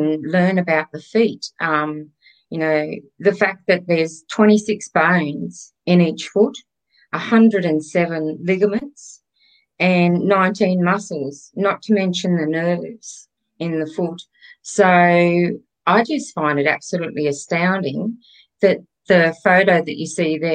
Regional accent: Grafton, New South Wales, Australia; moved away; I'm from Grafton. So yes, very much a country girl.

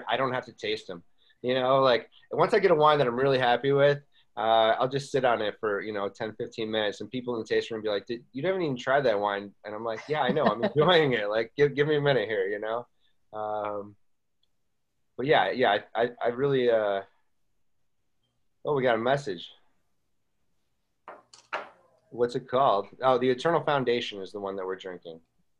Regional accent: Buffalo, New York, United States; also born or lived in Las Vegas / Boston / Charleston; now in Walla Walla, United States; I lived in Las Vegas, Boston. You know, I'm being from Buffalo and then came from Charleston.

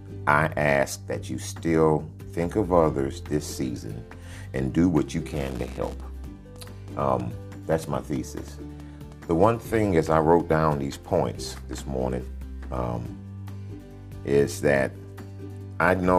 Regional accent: Dickinson, Texas, United States; now in Sugar Land, United States; I'm from the county from Galveston Bay, a little town called Dickinson, Texas

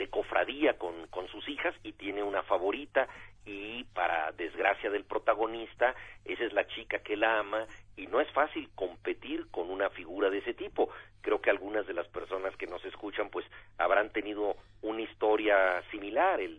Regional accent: Mexico City, Mexico; born there; un libro sobre la Ciudad de México, este espacio totalmente caótico y al mismo tiempo muy estimulante donde yo nací, donde todavía vivo

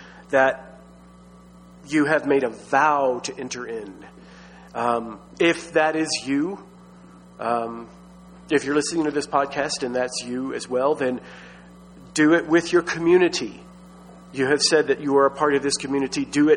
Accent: Texas, United States; I grew up in Baptist Texas

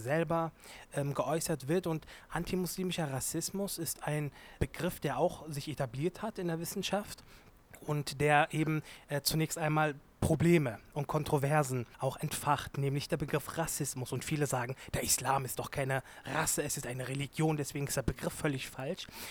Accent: Germany; Ich bin sowohl Türke als auch Deutscher. Ich bin Deutsch-Türke

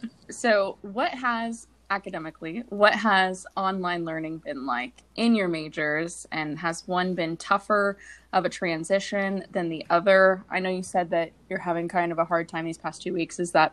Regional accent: Texas, United States; I'm from Texas.

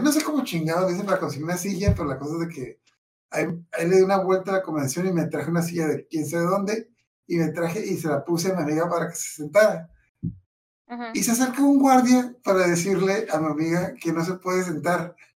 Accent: Mexicali, Baja California, Mexico; Yo soy de Mexicali

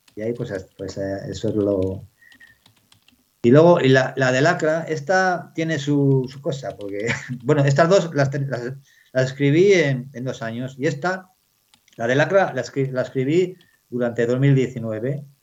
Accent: Bellardardo, Castile and León, Spain; pueblo donde nací, en Bellardardo, que mi, padre estaba trabajando para unas terratenientes

